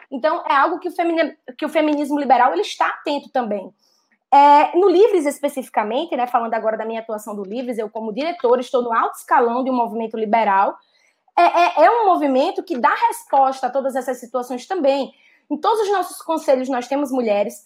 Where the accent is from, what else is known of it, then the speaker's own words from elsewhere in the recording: Northeast Region, Brazil; accent: strong Northeastern; now in São Paulo, Brazil; Eu sou uma mulher nordestina, nascida e criada no Nordeste